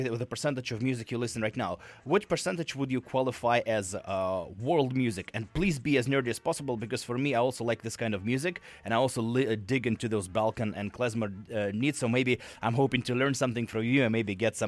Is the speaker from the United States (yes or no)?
no; Russia; English is a second language; moved away; I grew up in Russia, didn't speak any English.